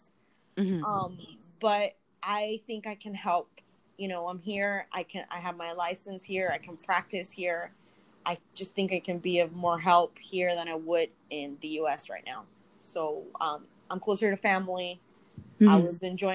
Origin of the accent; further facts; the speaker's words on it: Guayaquil, Guayas, Ecuador; also born or lived in Annapolis, Maryland, United States; I was actually born in Annapolis, Maryland. Mm-hmm. In the U.S., but I was raised in Ecuador, in Guayaquil